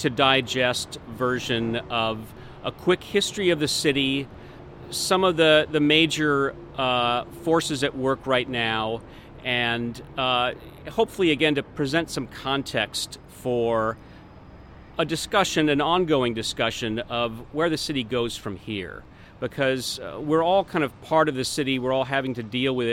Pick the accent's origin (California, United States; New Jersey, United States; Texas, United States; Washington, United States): Washington, United States; Tacoma; also born or lived in Los Angeles; now in Seattle, United States; I grew up in Tacoma, and I went to the UW here